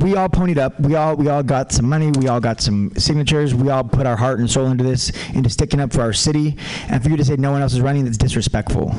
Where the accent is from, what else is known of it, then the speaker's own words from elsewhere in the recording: California, United States; also born or lived in Santa Cruz, California; now in San Francisco, United States; I also grew up on the border and I also went to Santa Cruz. Uh, so I'm, I'm a Californian